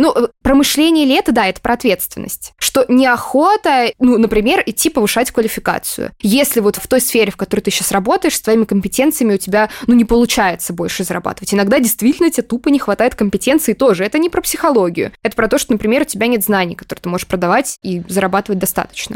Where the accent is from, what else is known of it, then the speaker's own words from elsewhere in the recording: Moscow, Russia; я из Москвы